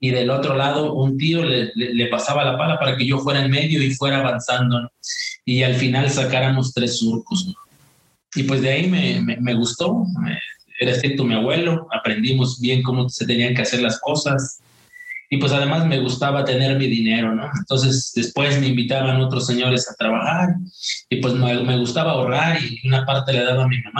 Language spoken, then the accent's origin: Spanish; Malila, Hidalgo, Mexico; moved away; nací en un un rancho humilde eh, allá en un pequeño poblado en la Sierra Hidalguense que se llama Malila, Malila perteneciente al municipio de Molango. Eh, yo amo mi, amo mi pueblo, no tiene mucha, mucha prosperidad, no tiene este, mucha población.